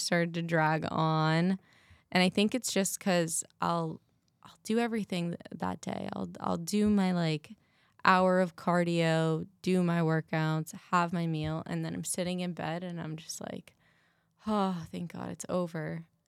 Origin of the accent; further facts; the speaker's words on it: Massachusetts, United States; now in Arizona, United States; I'm from Massachusetts